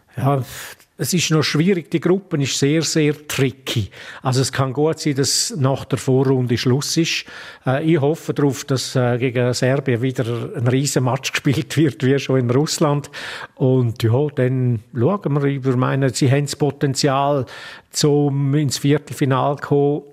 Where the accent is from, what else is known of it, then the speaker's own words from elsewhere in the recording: Graubünden, Switzerland; als Bündner Reporter